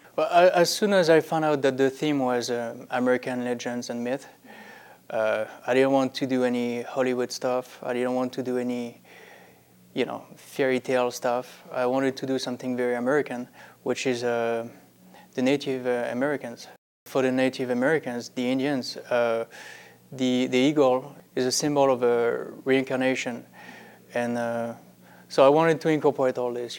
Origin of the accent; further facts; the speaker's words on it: France; now in Las Vegas, United States; I'm from France